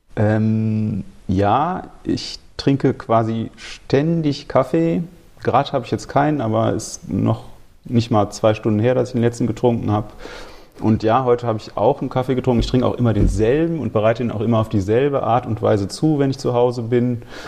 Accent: Remscheid, North Rhine-Westphalia, Germany; also born or lived in Cologne; Ich komme eigentlich aus Remscheid und habe aber lange in Köln gelebt

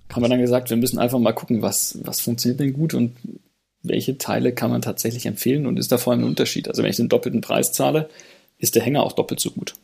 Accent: Radolfzell, Baden-Württemberg, Germany; aus meiner Heimatstadt Radolfzell am Bodensee

